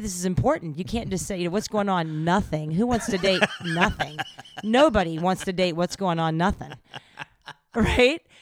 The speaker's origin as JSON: {"language": "English", "region": "the South", "country": "United States", "tie": "born or raised there", "said": "growing up in the South"}